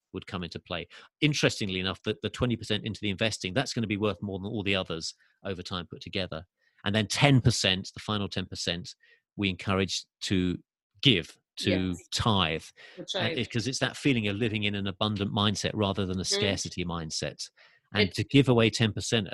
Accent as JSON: {"language": "English", "region": "England", "country": "United Kingdom", "accent": "English", "moved": "yes", "lives_now": "Los Angeles, United States", "said": "Although I'm from England, as you can tell from my accent, I do live in LA."}